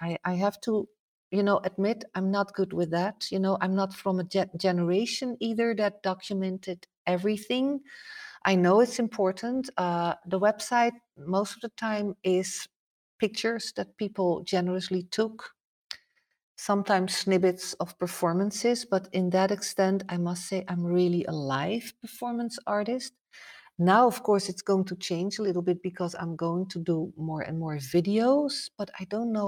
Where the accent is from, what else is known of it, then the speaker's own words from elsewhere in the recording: Netherlands; English is a second language; Like, even like, I come from Holland, you would say, wow, that's not so different of North America, but that's not true.